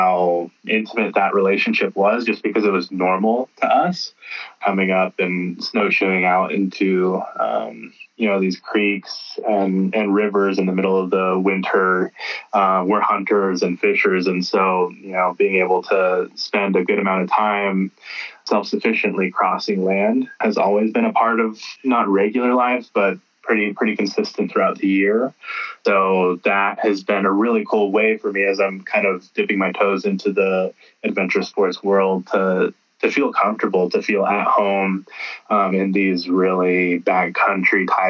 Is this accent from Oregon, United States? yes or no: yes; Klamath Falls, Oregon, United States; my family's been here in the Klamath Basin. I'm native, so I'm Klamath and Modoc tribes